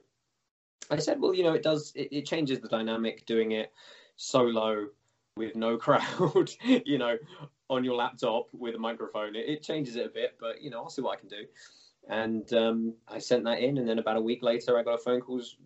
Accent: England, United Kingdom; moved away; I come from small domestic MMA background in the UK originally

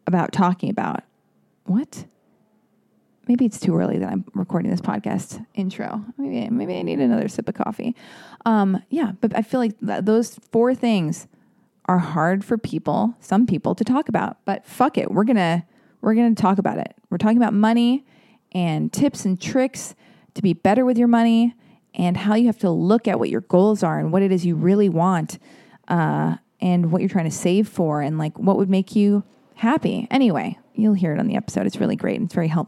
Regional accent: United States; I'm American. I say patent

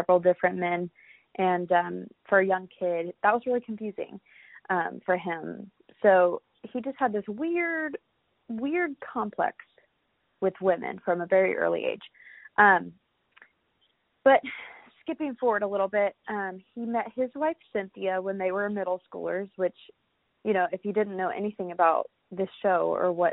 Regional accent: Florida, United States; growing up in Florida

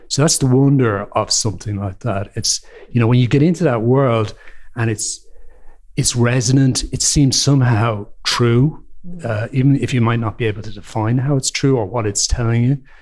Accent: Ireland; as an Irish person

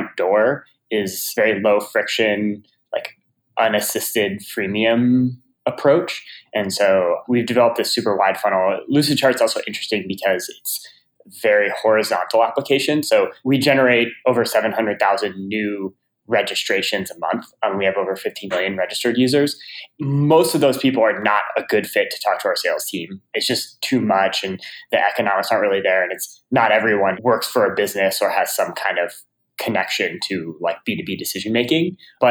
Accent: Chapel Hill, North Carolina, United States; I grew up in Chapel Hill, North Carolina

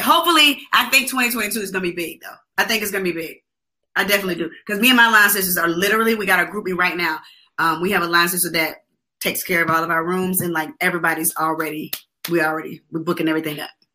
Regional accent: Atlanta, Georgia, United States; I'm from Atlanta

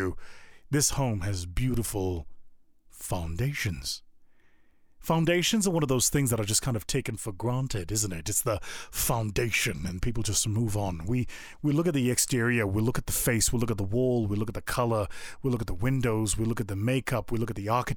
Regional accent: South Africa; moved away; my home country of South Africa

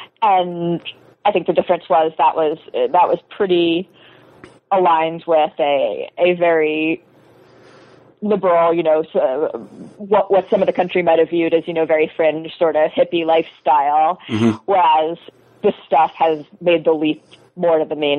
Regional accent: Chapel Hill, North Carolina, United States; I'm from North Carolina. I'm from Chapel Hill, a college town, and you know, this stuff is very big there.

